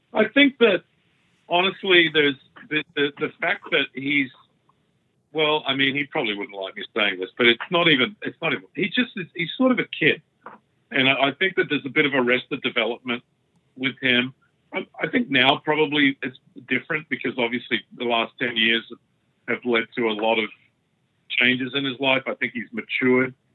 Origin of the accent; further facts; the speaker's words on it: Australia; I'm Australian